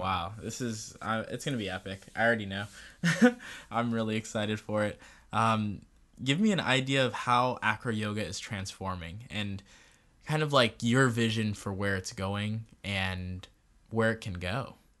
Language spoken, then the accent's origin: English; Barbados; I'm from Barbados and that's my facial features. I'm West Indian.